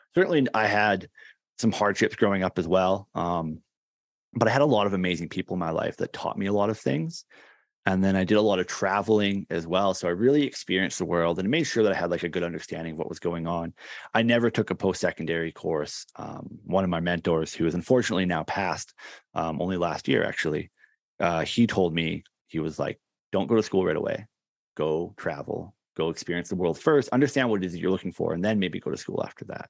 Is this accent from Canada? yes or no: yes; Canada; is actually here, uh, in Canada, in my hometown where I grew up.